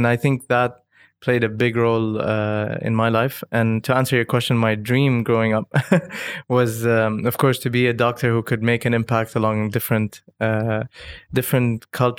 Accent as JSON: {"language": "English", "region": "Dubai", "country": "United Arab Emirates", "tie": "born or raised there", "said": "And growing up in Dubai aside these different nationalities, speaking Arabic, speaking English, being exposed to different nationalities"}